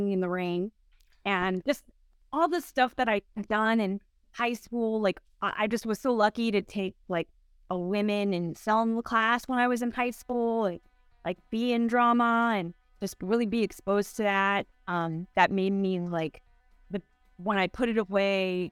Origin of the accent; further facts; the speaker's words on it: Pasadena, California, United States; also born or lived in Arcadia, California; So I'm born and raised in California. I'm from Pasadena area